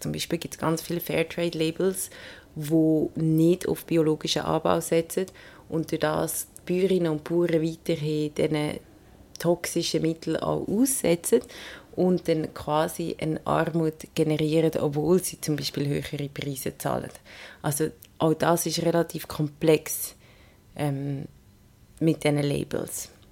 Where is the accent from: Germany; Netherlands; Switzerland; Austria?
Switzerland; bei uns daheim in der Schweiz